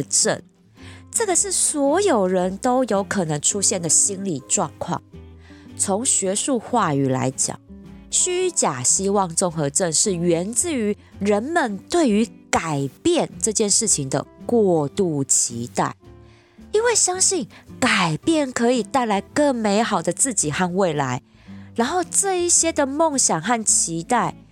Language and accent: Chinese; Taipei, Taiwan; 我就是土生土长的台北怂啊，我的家人、爸妈、工作圈其实全部都在这儿